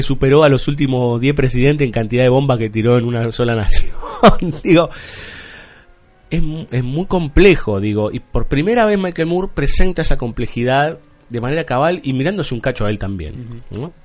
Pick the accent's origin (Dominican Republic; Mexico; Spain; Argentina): Argentina; somos argentinos